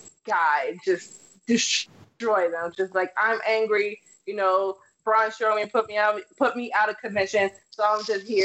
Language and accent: English; Chicago, Illinois, United States; I'm from Chicago. We don't put pineapples on our goddamn pizza. Where I'm from, I eat deep dish pizza, either cheese or sausage.